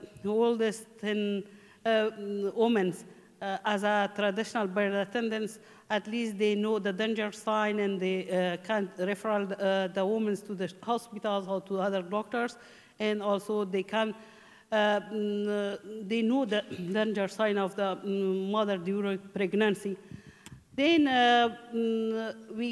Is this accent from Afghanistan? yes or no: yes; Mazar-i-Sharif, Balkh, Afghanistan; English is a second language; moved away as an adult; also born or lived in Takhar province, Afghanistan; now in Ireland; I'm from Afghanistan. In 2000, I get married with my husband, and I came from Mazar Sharif